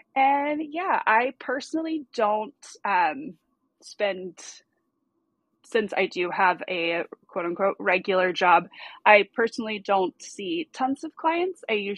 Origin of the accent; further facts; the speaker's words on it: Southeast, United States; accent: Southern US; in the military, we moved around like military kids, so I really have no particular home base. But my accent, I guess, clearly puts me from somewhere in the southeast.